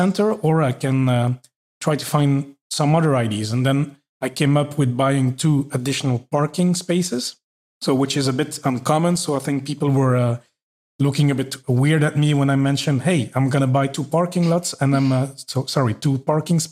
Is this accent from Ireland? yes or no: no; Belgium; moved away as an adult; also born or lived in Norway / Paris, France; now in Luxembourg; I'm from Belgium